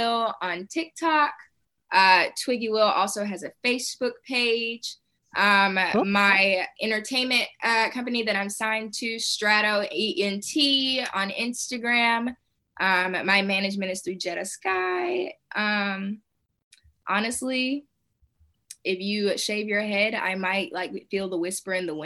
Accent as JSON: {"language": "English", "region": "Tennessee", "country": "United States", "tie": "born or raised there", "also_born_or_lived": "Murfreesboro, Tennessee / Clarksville, Tennessee", "moved": "as an adult", "lives_now": "Atlanta, United States", "said": "I'm a Tennessean born and raised. This is my first time actually living out of state."}